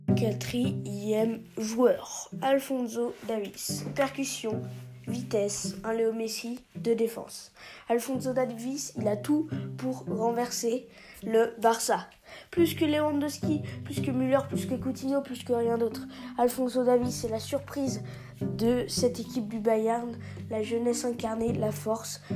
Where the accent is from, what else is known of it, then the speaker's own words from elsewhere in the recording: France; en tant que Français